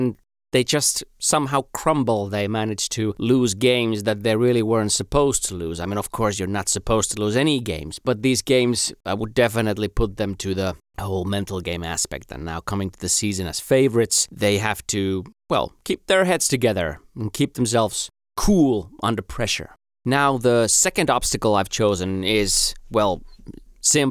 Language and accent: English; Finland; first language Finnish; English is a second language; my native tongue, Finnish